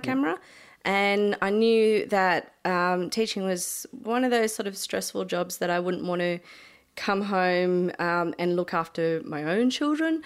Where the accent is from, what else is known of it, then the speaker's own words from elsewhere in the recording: Milton, New South Wales, Australia; moved away as an adult; I decided to move back home to my hometown